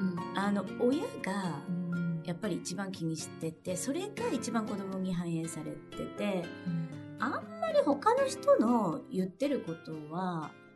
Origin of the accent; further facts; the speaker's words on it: Kansai, Japan; うちはもう関西人なんで。私も主人も。